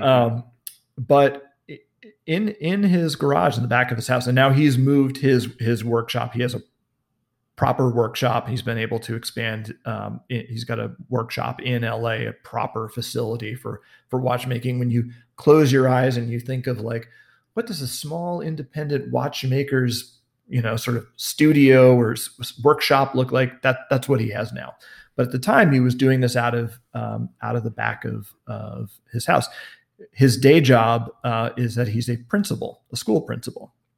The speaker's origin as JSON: {"language": "English", "town": "New York City", "region": "New York", "country": "United States", "tie": "born or raised there", "moved": "yes", "lives_now": "Los Angeles, United States"}